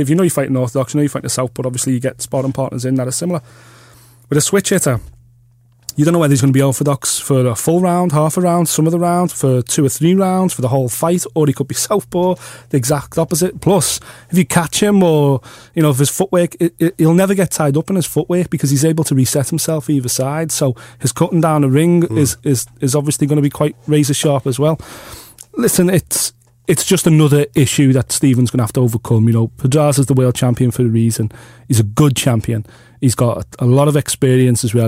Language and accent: English; Liverpool, North West England, United Kingdom; the rich history of, of, of, boxing in my hometown